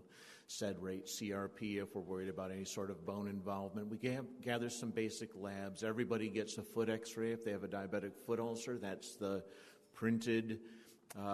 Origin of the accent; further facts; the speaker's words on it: southern Indiana, United States; I'm from Indiana, southern Indiana